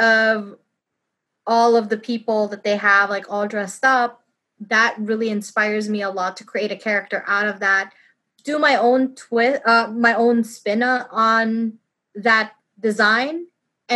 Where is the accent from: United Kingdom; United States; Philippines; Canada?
Philippines; moved away; I grew up in the Philippines, and we have a lot of, like, American influence in our country